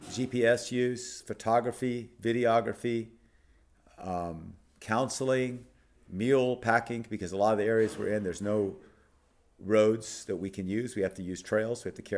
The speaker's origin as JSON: {"language": "English", "country": "Thailand", "tie": "born or raised there", "said": "So I grew up in Thailand as a child of missionaries. My mother and father are still there."}